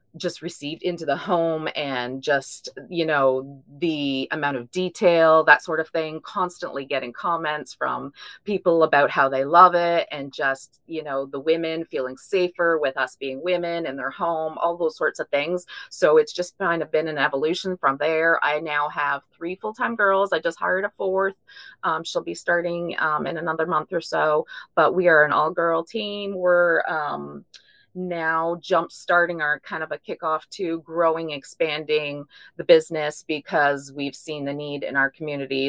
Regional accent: Ontario, Canada; moved away as an adult; now in Bowling Green, United States; I'm actually originally from Ontario, Canada, but uh, we moved down to Kentucky about 15 years ago

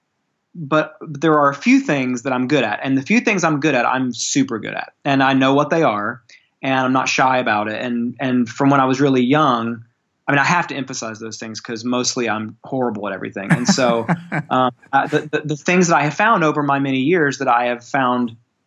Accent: born in Memphis, Tennessee, the South, United States; I grew up in the South. I was born in Memphis, Tennessee.

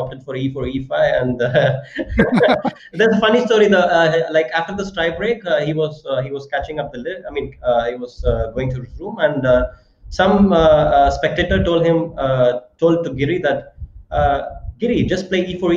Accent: Chennai, Tamil Nadu, India; I was born in Chennai, and all my friends are like from Chennai, and yeah, I grew up in Chennai

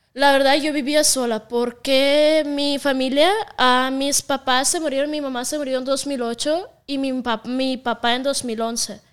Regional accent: Siberia, Russia; accent: Russian; Spanish is a second language; also born or lived in Moscow, Russia / Spain; now in Mexico; soy de Rusia. Sí, pero de La parte de, Rusia que de donde soy se llama Siberia, es la parte más fría del mundo

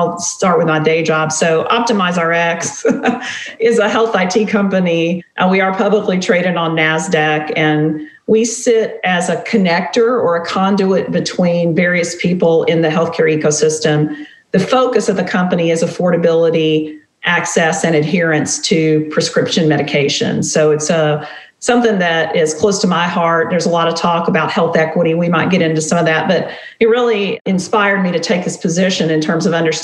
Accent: Tennessee and North Carolina, Southeast, United States; now in Nashville, United States; I grew up in the Southeast. I grew up in Tennessee and North Carolina, and my dad was a preacher

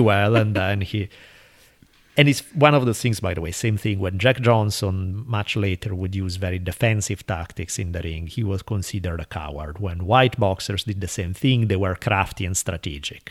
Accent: Italy; moved away; growing up in Italy

